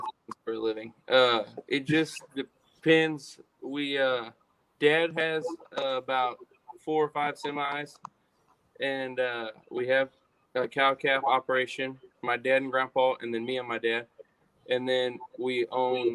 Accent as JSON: {"language": "English", "town": "Columbus", "country": "United States", "tie": "born or raised there", "said": "in my hometown"}